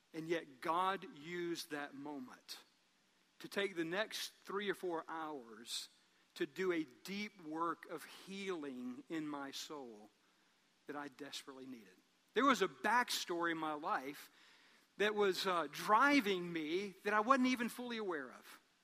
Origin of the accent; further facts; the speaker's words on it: Columbus, United States; I was from Columbus